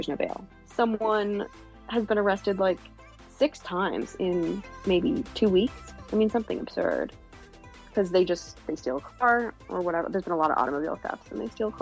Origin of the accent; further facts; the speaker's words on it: Los Angeles, California, United States; I was born and raised in California. I am from Los Angeles originally